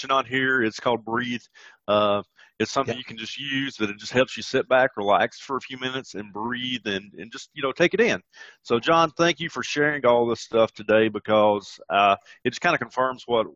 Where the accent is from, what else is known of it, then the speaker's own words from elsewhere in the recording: Deep South, United States; people can tell that I'm from the deep South